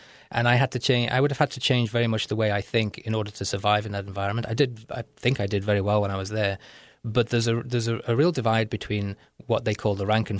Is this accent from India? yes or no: no; North West England, United Kingdom; accent: Liverpool; and Britain is a class structure, and I was working class. My accent is a Liverpool accent, or it's a mixed accent now.